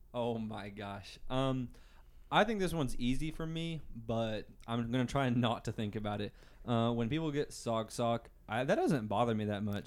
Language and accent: English; Booneville, Arkansas, United States; I come from Boonville, Arkansas, just like Hayden